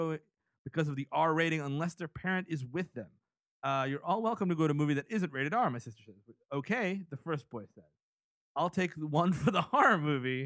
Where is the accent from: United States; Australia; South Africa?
United States; New York City, New York; I grew up in the Bronx